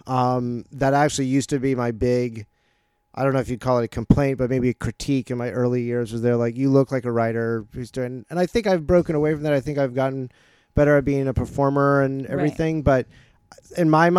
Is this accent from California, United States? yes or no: no; Jacksonville, Florida, United States; moved away as an adult; also born or lived in New Paltz, New York; now in Los Angeles, United States; I grew up in Florida